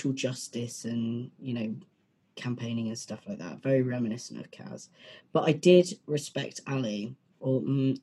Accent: United Kingdom; As a British person

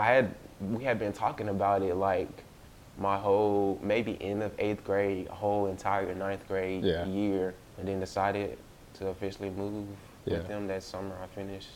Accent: Port Gibson, Mississippi, United States; also born or lived in Natchez, Mississippi; I'm originally from, I was raised in Port Gibson, mm-hmm. where Alcorn is.

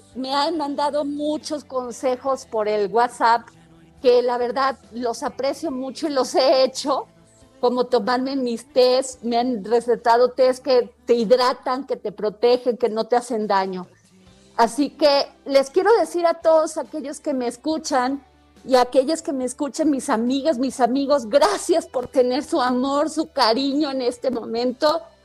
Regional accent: Mexico; somos los mexicanos

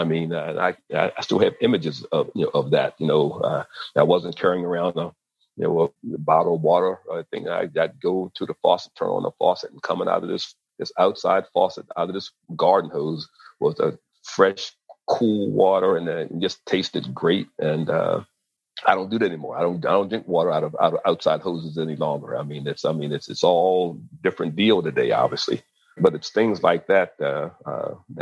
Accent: Maryland, United States; growing up in the Mid-Atlantic in Maryland

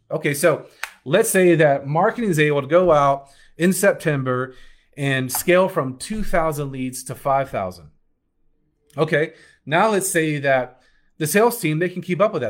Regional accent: Alabama, United States; accent: Southern; That was my Southern accent coming out. Oh, my Alabama roots

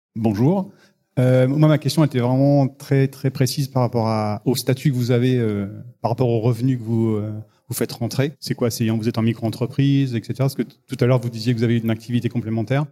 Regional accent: Bordeaux, Nouvelle-Aquitaine, France; je suis de Bordeaux

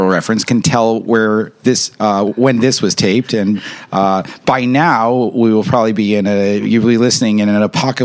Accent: Westchester, New York, United States; I'm from Westchester

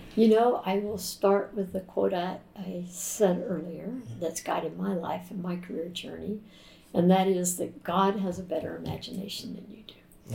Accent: Jacksonville, Florida, United States; growing up in Florida. And during the first 12 years of my life, when we lived in Jacksonville

